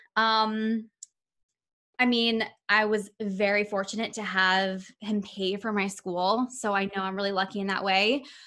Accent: Indianapolis, Indiana, United States; now in New Jersey, United States; I'm from Indianapolis, Indiana

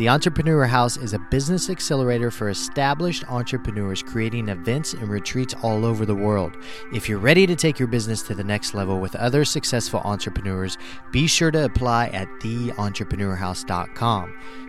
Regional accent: Missouri, United States; born or raised there

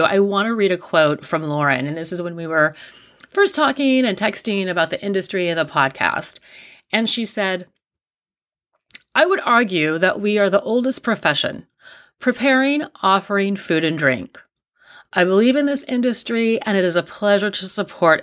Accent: Riverbank, California, United States; I grew up in Riverbank

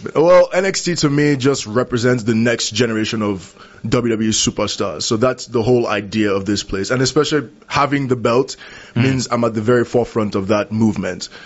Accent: Lagos, Nigeria; moved away as an adult; grew up in Lagos, Nigeria. I was mm. born there. I grew up there. Spent 19 years of my life there

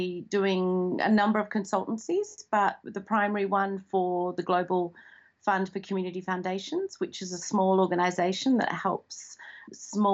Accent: Perth, Western Australia, Australia; moved away as an adult; also born or lived in Zambia / New York / China; now in Perth, Australia; I grew up in Perth

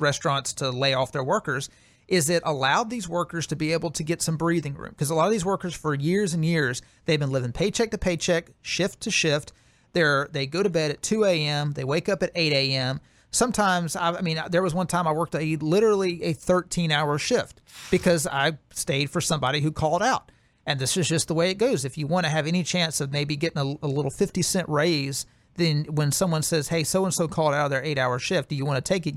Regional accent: Alabama, United States; my home state of Alabama

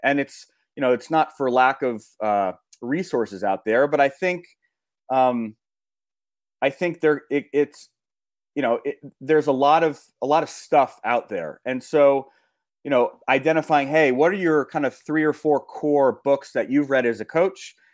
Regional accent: Los Angeles, California, United States; I grew up in Los Angeles

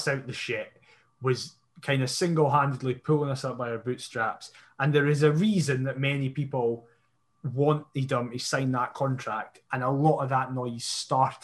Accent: hometown of Gala Fairydean Rovers, Scotland, United Kingdom; my hometown club being Galifianakis Rovers. They're in the Lowland League

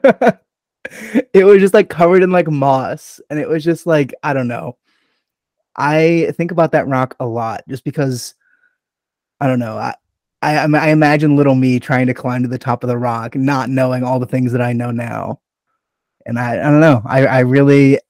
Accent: Streamwood, Illinois, United States; the first like house that like I grew up in was in Streamwood, Illinois

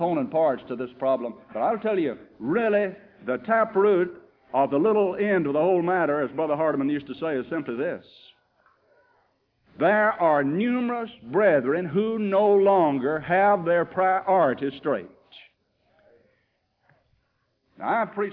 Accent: United States; As an American

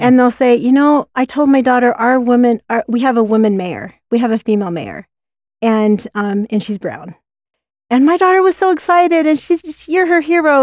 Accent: Utah, United States; I grew up in Utah County

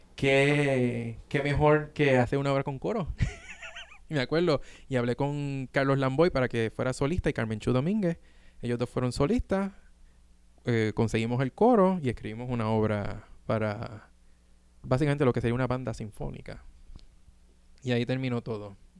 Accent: Puerto Rico; now in New York, United States; nosotros como boricuas

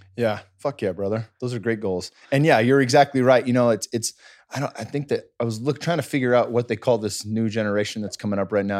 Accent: Cupertino, California, United States; growing up in the Bay Area

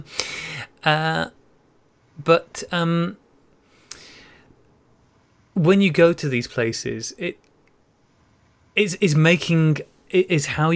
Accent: North Wales, United Kingdom; moved away; I grew up in North Wales

